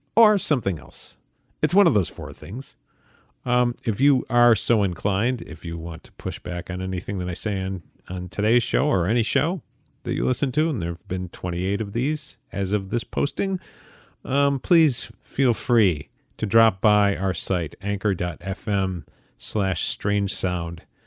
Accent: Utica, New York, United States; my hometown, uh, of Utica, New York, upstate New York

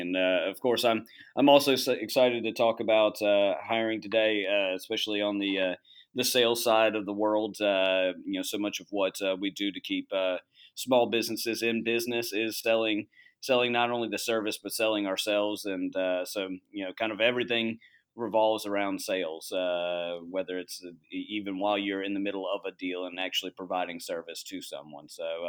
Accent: Charleston, South Carolina, United States; also born or lived in Boston; I'm originally from Charleston, South Carolina. Moved all around the Southeast and then eventually ended up living in the Boston area for about 6 years

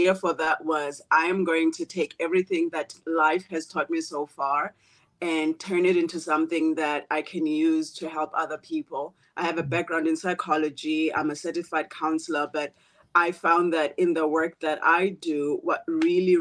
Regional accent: South Africa; moved away as an adult; also born or lived in South Korea / Malaysia / Thailand / Philippines; now in Seattle, United States; I'm from a small village town in South Africa. And the story of being raised by a poor priest

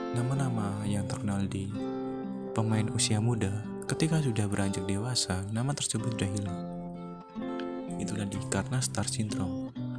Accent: Indonesia; warga Indonesia

